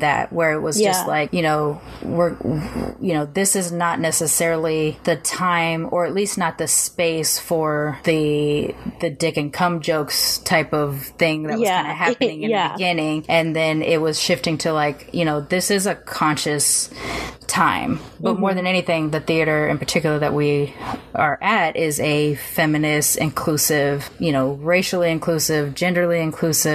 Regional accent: Long Beach, California, United States; born or raised there

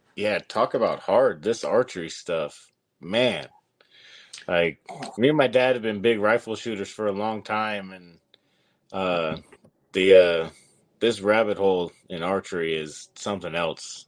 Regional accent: Nevada, United States; my home state of Nevada

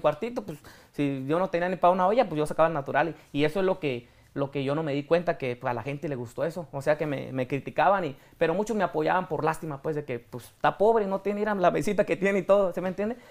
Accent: Apatzingán, Michoacán, Mexico; moved away; also born or lived in Texas; yo soy de Apatzingán de un ranchillo

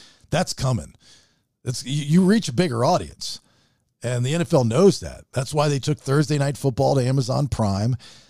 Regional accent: United States; We need a gimmicky national holiday that's just for us Americans.

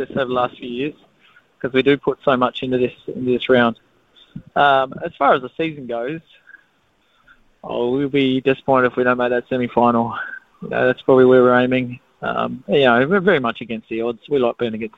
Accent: Australia; now in New Zealand; I'm Australian

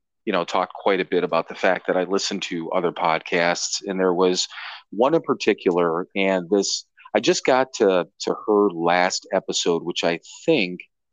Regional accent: Cleveland, Ohio, United States; I grew up there and spent so much time there.

